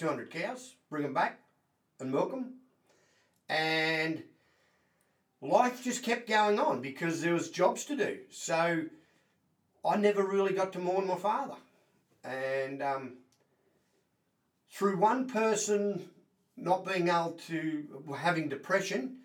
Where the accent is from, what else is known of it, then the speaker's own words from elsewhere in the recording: Pine Lodge, Victoria, Australia; I was born in Pine Lodge on a farm, and we had 600 acres of irrigation